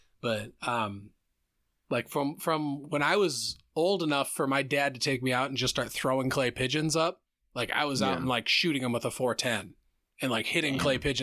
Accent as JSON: {"language": "English", "town": "Center Point", "region": "Iowa", "country": "United States", "tie": "born or raised there", "said": "I grew up in Center Point"}